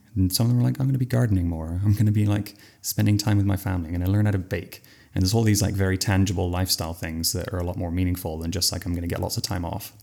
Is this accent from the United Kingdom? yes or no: yes; England, United Kingdom; From England